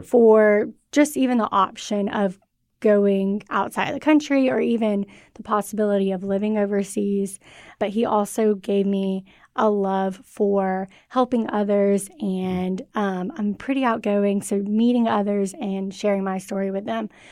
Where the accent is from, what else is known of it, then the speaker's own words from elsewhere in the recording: Cartersville, Georgia, United States; also born or lived in Mississippi; So I'm from Cartersville, Georgia, and I grew up there.